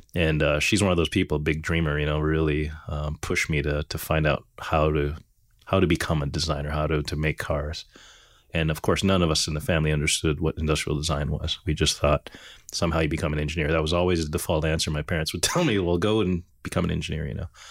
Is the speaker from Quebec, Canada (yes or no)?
yes; Montreal, Quebec, Canada; growing up in Montreal, it was, it's an enthusiast community, actually